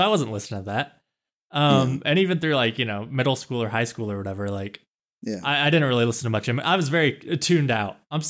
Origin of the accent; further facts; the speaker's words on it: Kansas, United States; I'm from Kansas, and some people don't even consider Kansas the Midwest.